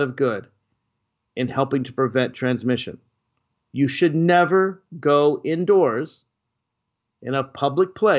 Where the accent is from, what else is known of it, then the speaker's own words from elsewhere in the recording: Nashville, Tennessee, United States; now in Washington, D.C., United States; I'm actually in my hometown of birth, Nashville, Tennessee, spending a little bit of time with my family